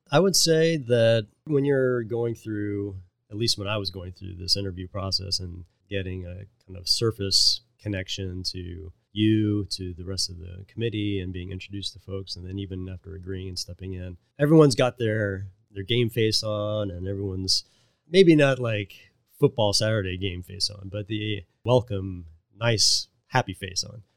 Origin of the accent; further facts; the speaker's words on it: Cincinnati, Ohio, United States; also born or lived in Pittsburgh; I was born in Pittsburgh and then would grow up in Cincinnati